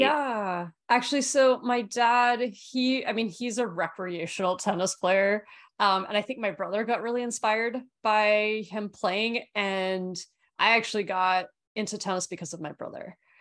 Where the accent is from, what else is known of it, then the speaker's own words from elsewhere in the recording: Australia; I grew up in Australia